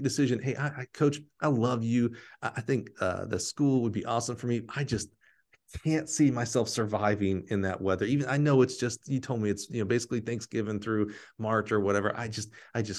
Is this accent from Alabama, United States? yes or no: yes; Alabama, United States; moved away; I'm from Alabama